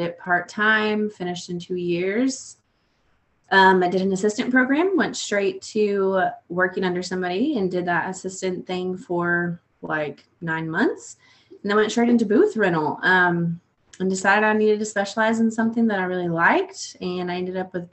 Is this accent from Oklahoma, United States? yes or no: yes; Oklahoma, United States; moved away as an adult; now in Texas, United States; I'm originally from Oklahoma, very small town